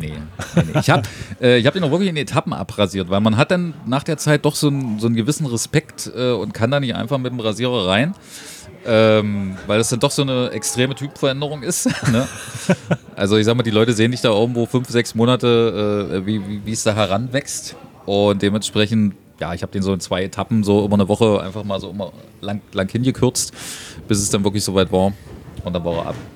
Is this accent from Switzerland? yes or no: no; Germany; als Deutscher